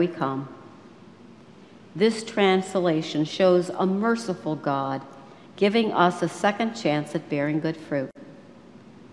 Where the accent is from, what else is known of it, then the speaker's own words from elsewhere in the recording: Western New York, United States; I grew up in Western New York